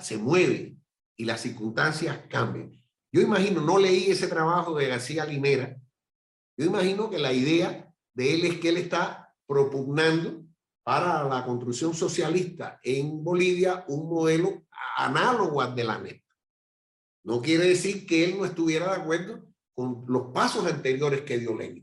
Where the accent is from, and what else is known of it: Cuba